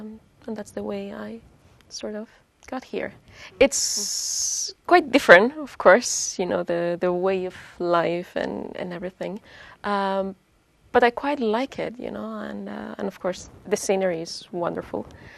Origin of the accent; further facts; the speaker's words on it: Lleida, Catalonia, Spain; moved away as an adult; now in Sweden; And I come originally from Spain, from Lleida, small town in Catalonia. So, and I've been living here in Sweden for the last 3.5 years.